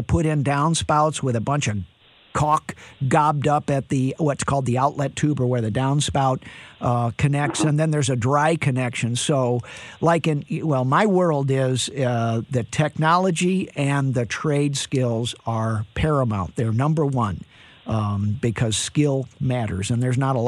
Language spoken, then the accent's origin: English; St. Louis, Missouri, United States; I'm from St. Louis